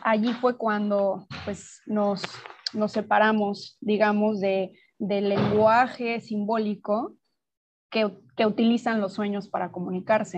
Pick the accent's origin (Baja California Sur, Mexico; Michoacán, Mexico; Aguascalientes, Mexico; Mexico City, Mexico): Mexico City, Mexico; moved away as an adult; now in Playa del Carmen, Mexico; yo soy mexicana, nací en, la Ciudad de México y vivo en Playa del Carmen desde hace ya siete años y medio